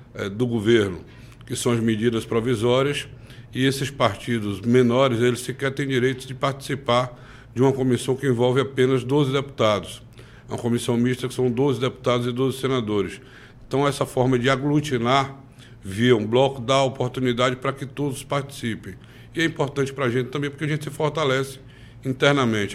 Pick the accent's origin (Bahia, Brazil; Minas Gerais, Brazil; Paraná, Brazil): Bahia, Brazil; Campo Formoso; minha cidade natal, Campo Formoso